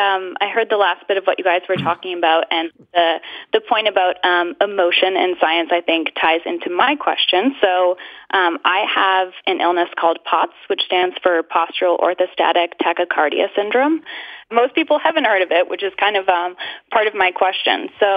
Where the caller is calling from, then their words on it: Ipswich, Massachusetts, United States; I'm calling from Ipswich, Massachusetts.